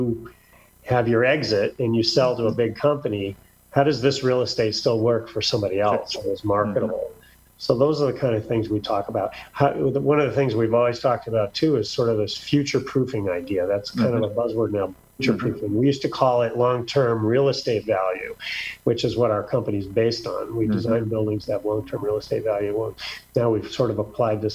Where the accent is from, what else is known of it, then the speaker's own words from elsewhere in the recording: near Cleveland, Ohio, United States; moved away as an adult; now in Orange County, United States; I'm a Midwest guy, right? I came from near Cleveland